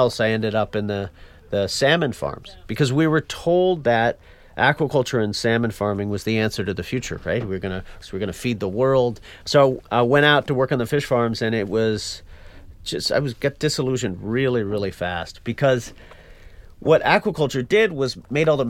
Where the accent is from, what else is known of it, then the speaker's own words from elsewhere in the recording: Newfoundland and Labrador, Canada; moved away; I was born and raised in Newfoundland, Canada, most eastern point in all of North America